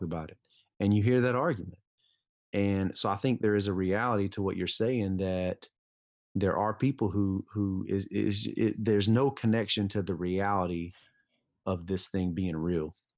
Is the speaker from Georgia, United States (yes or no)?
yes; Lithonia, Georgia, United States; I grew up in Lithonia, Georgia